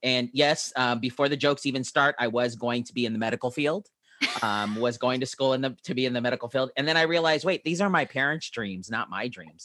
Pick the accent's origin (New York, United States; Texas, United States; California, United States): California, United States; San Diego; also born or lived in Utah; I grew up here in San Diego most of my life.